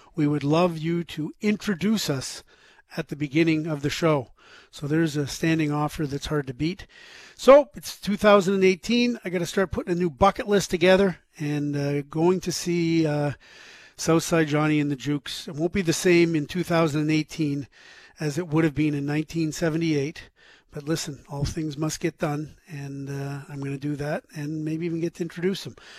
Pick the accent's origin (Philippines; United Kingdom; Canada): Canada; Scarborough, Ontario; growing up in Scarborough, Ontario, in my teenage years, in, in my high school years, in the 1970s.